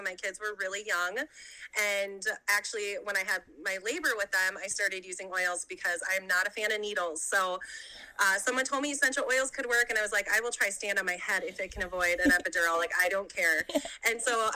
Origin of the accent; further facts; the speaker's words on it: Minnesota, United States; I'm from Minnesota, born and raised.